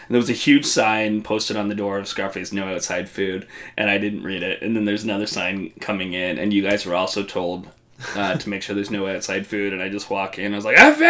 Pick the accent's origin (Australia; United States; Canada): Canada; Ontario; born or raised there